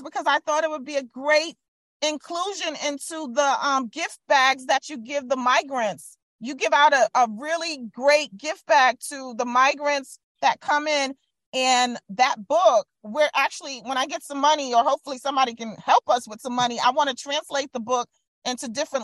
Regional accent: New York City, New York, United States; the neighborhood that we grew up in Brooklyn

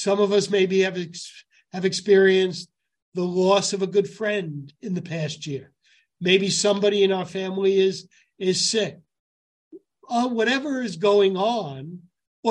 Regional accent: New York City, New York, United States; I grew up Gun Hill Road

